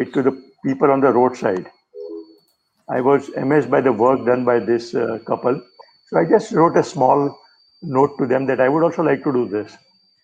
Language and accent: English; Mumbai, Maharashtra, India; I am from Mumbai, which is a commercial capital of India.